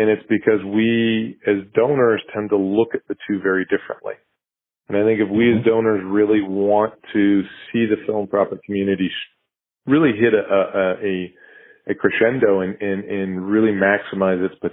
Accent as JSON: {"language": "English", "country": "United States", "said": "as an American"}